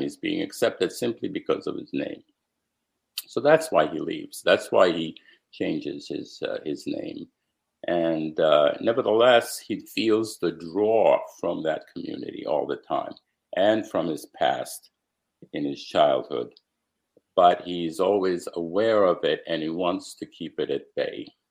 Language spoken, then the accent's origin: English; United States; also born or lived in Romania; while I was growing up in America